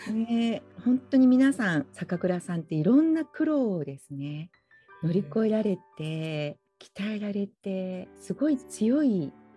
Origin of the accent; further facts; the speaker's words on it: Fukuoka, Japan; moved away as an adult; now in Hawaii, United States; 私福岡出身なんですよ